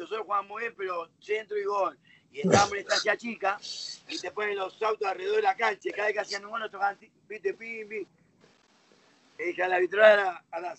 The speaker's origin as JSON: {"language": "Spanish", "region": "Buenos Aires", "country": "Argentina", "tie": "born or raised there", "also_born_or_lived": "Villa Fiorito, Buenos Aires Province", "said": "De los 8 a los 15 eh, viví en Lugano y Yo, mi ah. infancia en sí, todo lo hice en Lugano"}